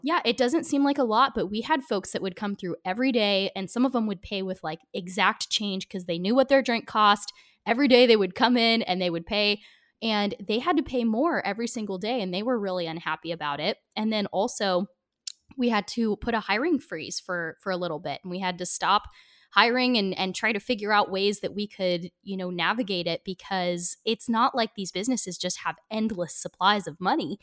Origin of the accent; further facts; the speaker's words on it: United States; small town I grew up in outside of Portland